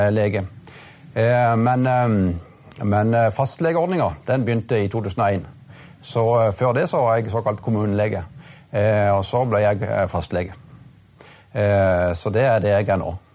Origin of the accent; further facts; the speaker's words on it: Marnardal, Agder, Norway; also born or lived in Bergen; det var jo ikke selvsagt at jeg skulle komme tilbake akkurat der jeg vokste opp, men nå ble det sånn.